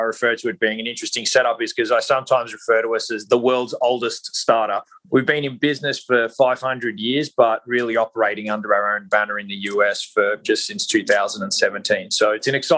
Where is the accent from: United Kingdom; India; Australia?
Australia; now in Southern California, United States; I am not a native of the US. I'm originally from Australia, currently reside in Southern California